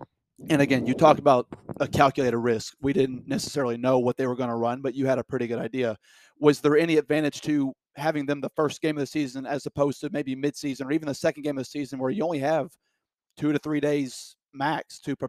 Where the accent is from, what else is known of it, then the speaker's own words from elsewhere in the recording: Arkansas, United States; I know you Texas boys want to call us Arkansas boys Hicks